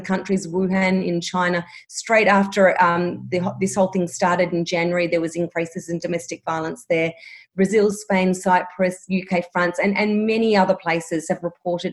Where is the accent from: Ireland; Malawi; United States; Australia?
Australia; Melbourne, Victoria; I'm from Melbourne and I'm still in lockdown at the moment